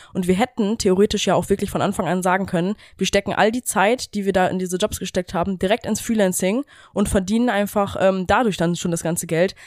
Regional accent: Germany; wir kommen ja ähm, aus Deutschland da aus der Ecke quasi, direkt an der Grenze von Holland

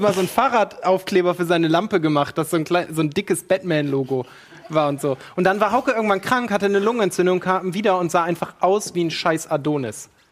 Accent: Ocholt, Lower Saxony, Germany; moved away; aus meiner Heimat bin ich jetzt gleich von Ocholt ausgegangen

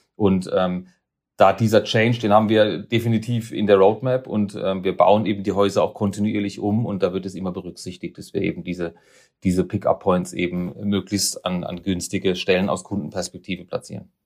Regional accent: Karlsruhe, Baden-Württemberg, Germany; moved away as an adult; also born or lived in Neckarsulm; now in Basel, Switzerland; Ich bin Karlsruher

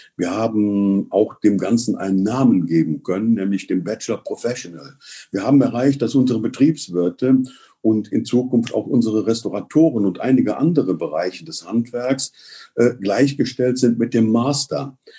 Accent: Cologne, North Rhine-Westphalia, Germany; uns als Kölner

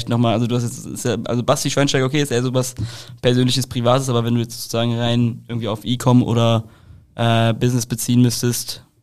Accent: Leverkusen, North Rhine-Westphalia, Germany; Ja, aber ich komme halt aus Leverkusen, das ist ja neben Köln.

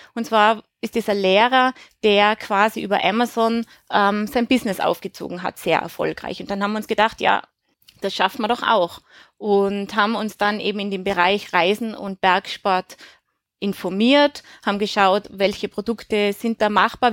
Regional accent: Tyrol, Austria; moved away; also born or lived in Switzerland / Germany; ich bin in Tirol aufgewachsen

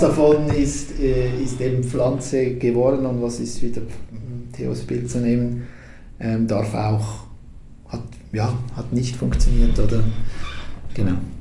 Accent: Switzerland; Das passiert mir sogar als Schweizer

